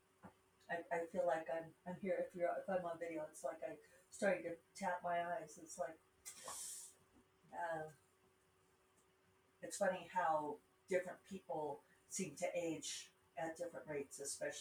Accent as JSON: {"language": "English", "region": "Rocky Mountains", "country": "United States", "accent": "Rocky Mountain", "said": "my Rocky Mountain accent"}